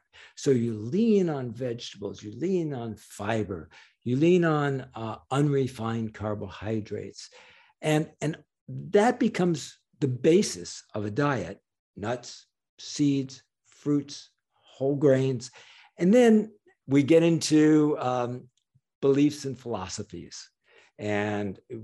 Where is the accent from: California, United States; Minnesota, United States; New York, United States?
New York, United States; I'm a New Yorker